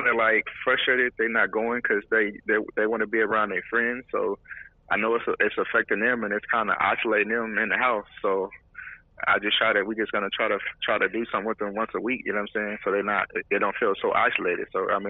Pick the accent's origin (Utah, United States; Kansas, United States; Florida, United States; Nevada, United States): Kansas, United States; Kansas City; now in Houston, United States; Kansas City, Kansas.